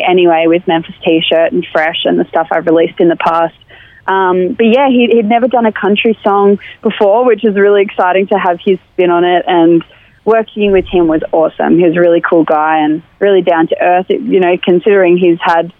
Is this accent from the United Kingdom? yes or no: no; Inverell, New South Wales, Australia; moved away; the farm where I grew up back in Inverell